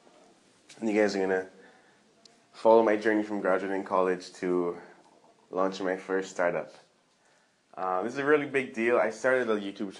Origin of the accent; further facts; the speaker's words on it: Barbados; I'm from Barbados